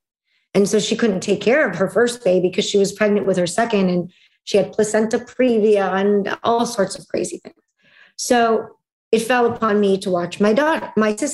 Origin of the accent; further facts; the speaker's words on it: Russia; moved away; In Russia, I was a second-class citizen because I was a Jew. And in the Jewish community, I was a second-class citizen because I was born in Russia